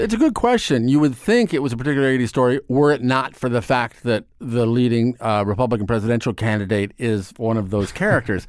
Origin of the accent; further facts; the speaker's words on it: Omaha, Nebraska, United States; moved away as an adult; now in New York, United States; I grew up in Nebraska. I grew up in Omaha, Nebraska